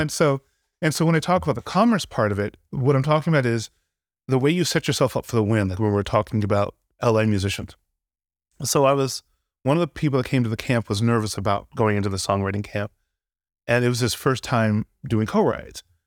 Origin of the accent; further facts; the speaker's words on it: Santa Barbara, California, United States; moved away as an adult; growing up in Santa Barbara, I, I was into music